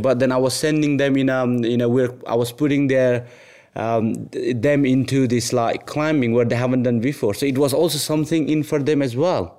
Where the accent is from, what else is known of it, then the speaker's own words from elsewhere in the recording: Nepal; moved away; I was born in Nepal. Um, I had a really humble upbringing